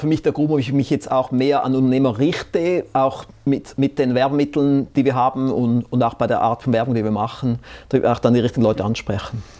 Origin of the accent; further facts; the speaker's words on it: Switzerland; vielleicht bin ich fast ein bisschen zu bescheiden als Schweizer